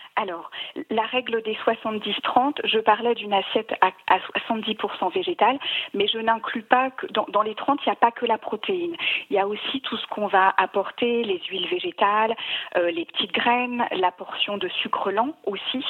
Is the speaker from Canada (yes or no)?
no; Savoy, Auvergne-Rhône-Alpes, France; je suis une savoyarde